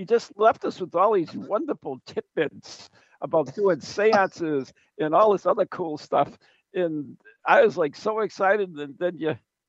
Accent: United States; you don't sound Australian to me as an American

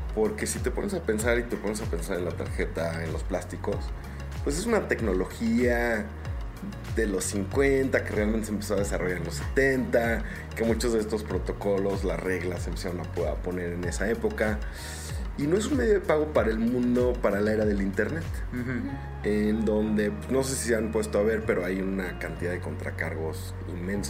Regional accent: Mexico

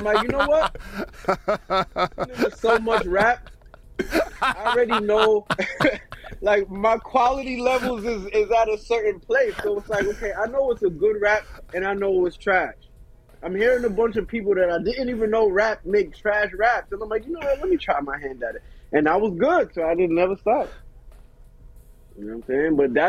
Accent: New York City, New York, United States; also born or lived in London, United Kingdom; Like, I was born in London. I came to New York when I was 2. I lived in Queens. Then I moved to Elmont, Long Island.

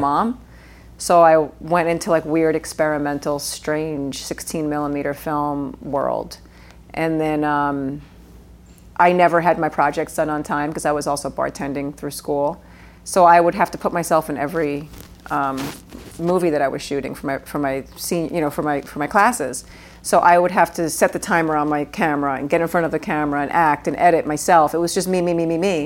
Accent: New York City, New York, United States; when I was a kid growing up in Queens

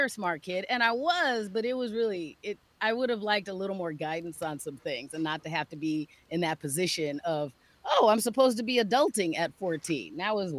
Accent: Phoenix, Arizona, United States; now in Minnesota, United States; Phoenix, Arizona. Grew up.

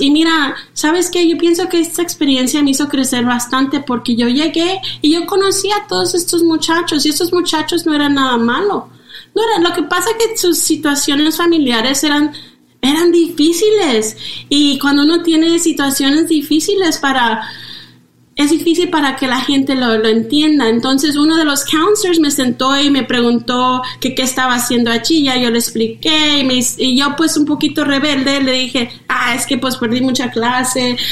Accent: northern California, United States; also born or lived in Zacatecas, Mexico; Y allí es donde yo me crié, en el norte de California.

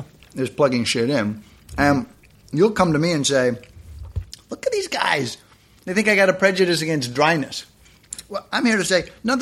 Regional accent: Canada; Canada, I'm Canadian, relatively new nation, 27 years old

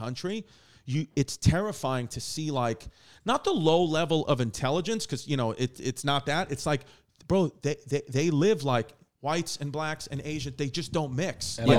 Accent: New York City, New York, United States; I'm, you know, from New York too, Queens, Brooklyn area. So I think that, with being New Yorkers too

